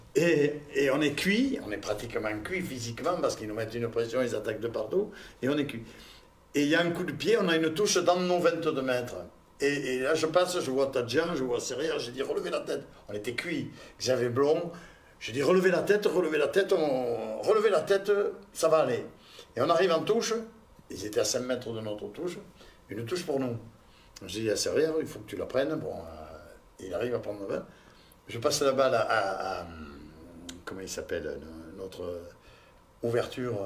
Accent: Toulouse, Occitania, France; accent: toulousain; j'ai l'accent toulousain et que j'ai joué à Toulouse longtemps

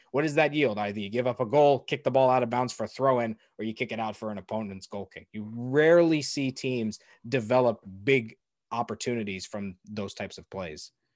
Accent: Ohio, United States; I'm from Ohio.

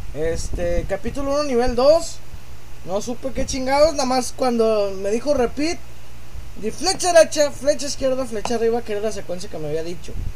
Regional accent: Mexico; yo no soy gringo, soy un zombie mexicano

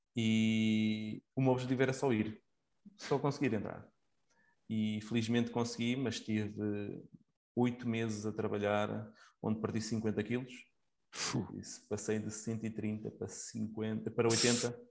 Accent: Coimbra, Centro, Portugal; now in Leiria, Portugal; atualmente vivo em Leiria, sou natural de Coimbra

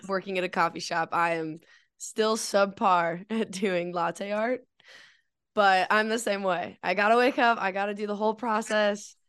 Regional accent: Colorado, United States; growing up in Colorado

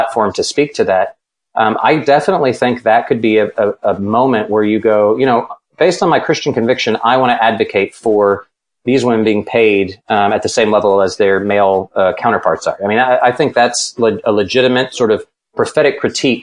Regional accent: Texas, United States; I was born in Texas.

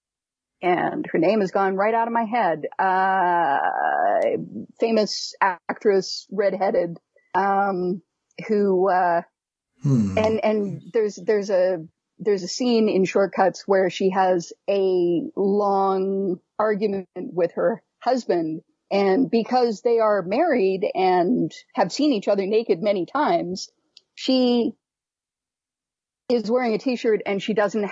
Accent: Canada; as a Canadian

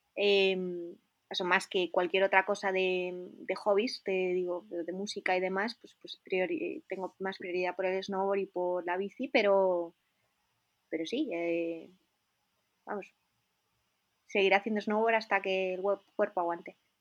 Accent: Spain; accent: Spanish; moved away as an adult; now in Innsbruck, Austria; como española

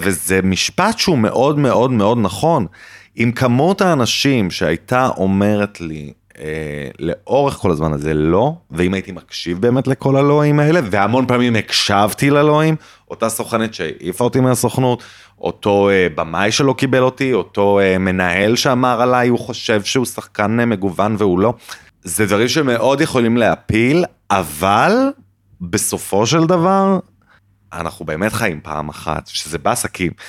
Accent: Jerusalem, Jerusalem District, Israel; אני כאילו ילד טוב ירושלים

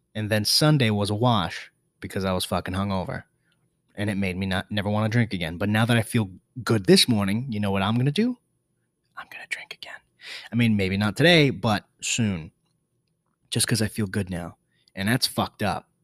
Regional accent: New York City, New York, United States; I'm from the Bronx

